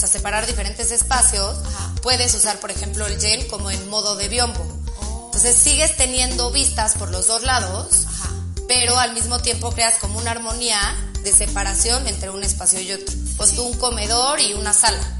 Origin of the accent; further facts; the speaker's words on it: Mexico; todos los materiales, aparte siendo mexicanos, o sea, como que apoya, apoyas